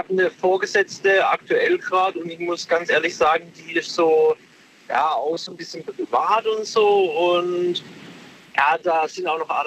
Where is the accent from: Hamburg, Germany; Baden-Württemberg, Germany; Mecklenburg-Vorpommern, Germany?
Baden-Württemberg, Germany; Pforzheim; Genau, ich komme aus Pforzheim.